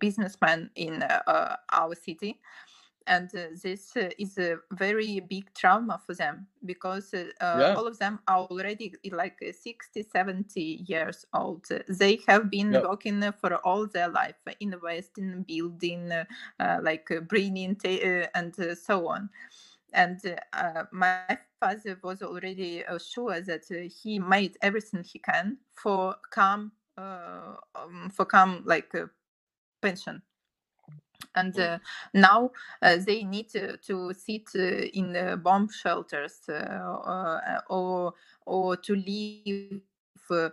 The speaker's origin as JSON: {"language": "English", "town": "Kharkiv", "region": "Kharkiv Oblast", "country": "Ukraine", "said": "Kharkiv is a big city, normal city, active, progressive city"}